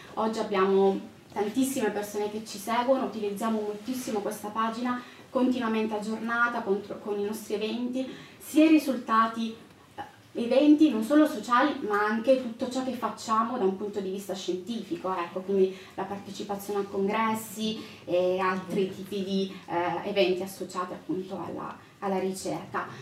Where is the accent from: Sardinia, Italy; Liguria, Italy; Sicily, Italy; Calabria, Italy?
Calabria, Italy; moved away; also born or lived in Lombardy; io sono calabrese